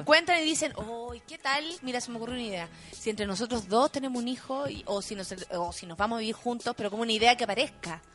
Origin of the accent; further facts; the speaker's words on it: Chile; Siendo chilena